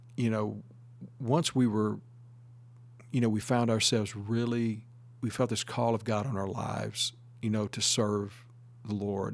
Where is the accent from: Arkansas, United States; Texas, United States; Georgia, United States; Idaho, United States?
Texas, United States; Northeast; moved away as an adult; also born or lived in Saint Petersburg, Florida; Originally, I'm from Northeast Texas